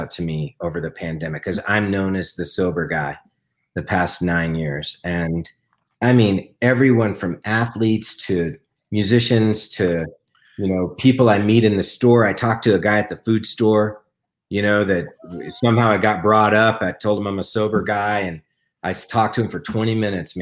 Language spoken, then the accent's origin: English; Denver, Colorado, United States; moved away; Denver, my hometown. You know, I just moved back